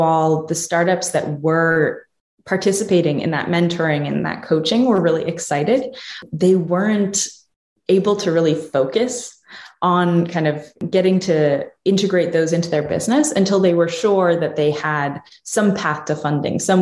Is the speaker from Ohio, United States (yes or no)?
no; New Jersey, United States; moved away as an adult; also born or lived in Pittsburgh, Pennsylvania; I'm originally from New Jersey